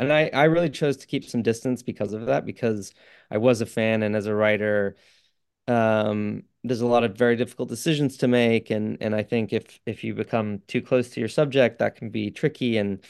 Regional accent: England, United Kingdom; also born or lived in New York / Canada; I'm not, no. Grew up between England, New York. I was born in Canada.

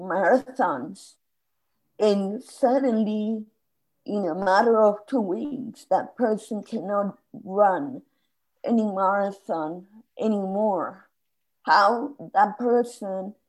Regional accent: Spain; moved away as an adult; I emigrated from Spain 2 years before

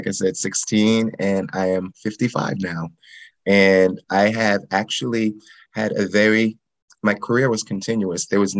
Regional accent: New York City, New York, United States; now in North Carolina, United States; And I am from Staten Island. Both of my parents are from North Carolina. They both graduated from HBCUs, and then they moved to New York and met and had us.

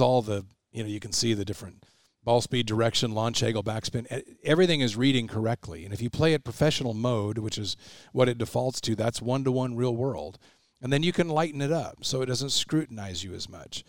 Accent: Albany, Oregon, United States; I grew up in Albany and my dad was, uh, the basketball coach at West

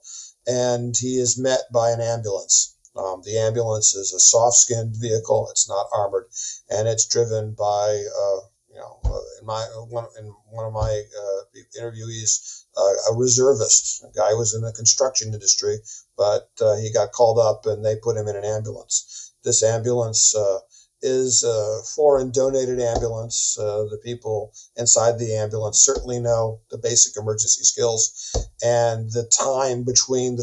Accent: United States; moved away as an adult; now in Ukraine; being an American

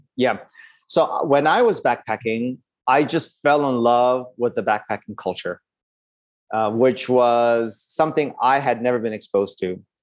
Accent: Los Angeles, California, United States; My dad is from India, and my mom is Burmese, and I grew up in Los Angeles.

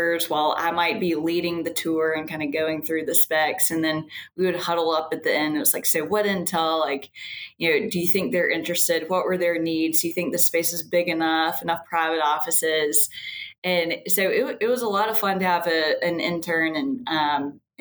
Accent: Birmingham, Alabama, United States; also born or lived in Richmond, Virginia; I grew up in Birmingham, have just been a lifelong cheerleader of the city

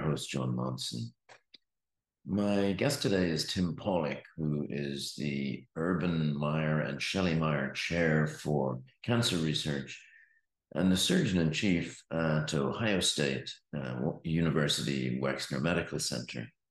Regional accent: west of Ireland, Ireland; when I was growing up in the West, in the, in the West of Ireland

